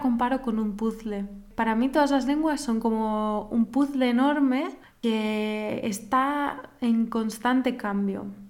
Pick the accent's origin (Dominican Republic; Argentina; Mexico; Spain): Spain; moved away as an adult; now in Germany; soy una universitaria española que estudia en Alemania desde hace relativamente poco tiempo